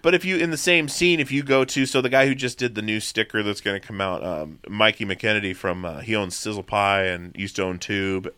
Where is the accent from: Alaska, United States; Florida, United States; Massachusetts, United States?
Alaska, United States; Petersburg; also born or lived in Long Beach, Washington; I grew up in Alaska. I grew up, um, I wasn't born there. I was born in Long Beach, Washington, and, uh, four months old, moved to Petersburg, Alaska